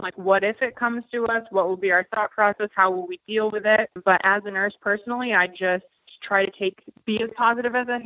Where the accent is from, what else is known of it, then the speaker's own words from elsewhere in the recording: Maine, United States; moved away as an adult; now in Nashville, United States; I'm originally from Maine. I'm a nurse. I have been a nurse for 4 years now. I did 2 years of nursing in Maine, lived there my entire life